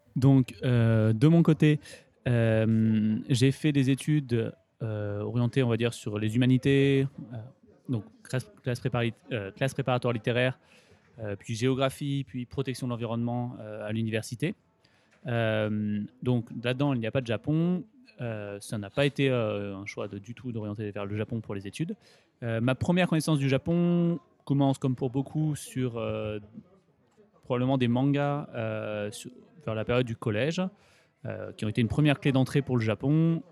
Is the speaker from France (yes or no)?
yes; Grenoble, Auvergne-Rhône-Alpes, France; moved away as an adult; now in Japan; j'ai grandi en Rhône-Alpes, à Grenoble